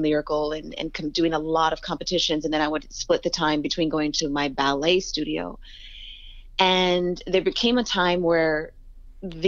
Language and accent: English; Rochester, New York, United States; I was born and raised in the inner city of Rochester, New York